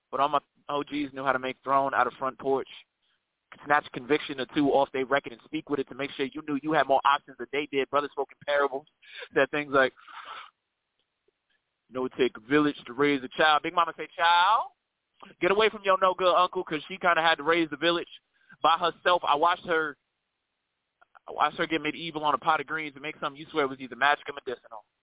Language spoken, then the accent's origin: English; New York City, New York, United States; now in Atlanta, United States; um, I'm from Atlanta, Georgia, by way of New York City. You know I'm saying? Queens to be specific.